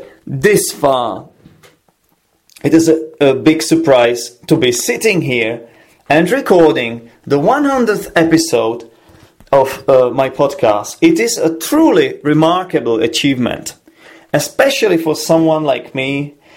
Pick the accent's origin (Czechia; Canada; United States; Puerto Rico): Czechia; English is a second language; I am from the Czech Republic and I work as an English teacher